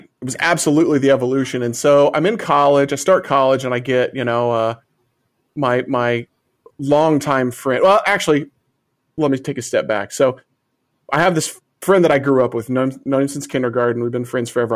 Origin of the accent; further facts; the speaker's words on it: Illinois, United States; it was a two one seven nine three five number, which is the exchange for my hometown